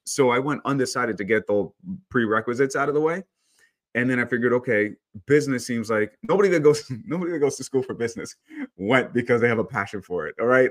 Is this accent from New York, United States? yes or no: yes; New York, United States; moved away as an adult; also born or lived in El Salvador / Long Island, New York; now in California, United States; I grew up in New York, um, but I'm actually, I was born in El Salvador